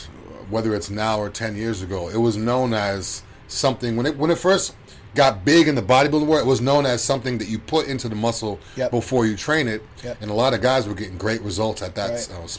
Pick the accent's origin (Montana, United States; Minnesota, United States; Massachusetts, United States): Massachusetts, United States; Boston; also born or lived in Tampa Bay, Florida; now in Tampa, United States; I'm from Boston